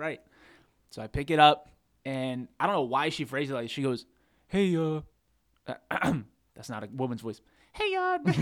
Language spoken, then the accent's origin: English; Charlotte, North Carolina, United States; moved away as an adult; now in Boone, United States; we're from Charlotte.